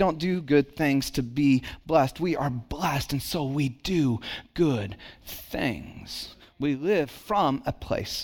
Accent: Santa Cruz, California, United States; born or raised there; also born or lived in Dallas, Texas / Kaufman, Texas

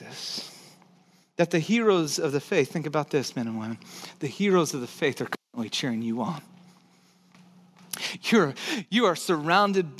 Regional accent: Texas, United States; I'm from Texas, so I say hill

